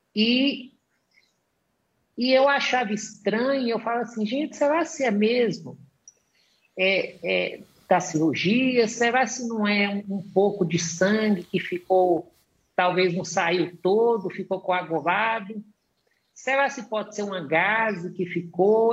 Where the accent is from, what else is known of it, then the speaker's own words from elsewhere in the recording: Montes Claros, Minas Gerais, Brazil; Eu sou de Minas, eu sou do norte de Minas, da cidade de Montes Claros